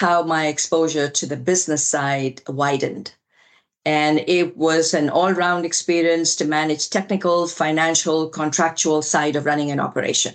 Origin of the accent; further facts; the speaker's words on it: India; moved away as an adult; also born or lived in Delhi, India; now in United States; We moved from India to the US, my husband and I, with a very young daughter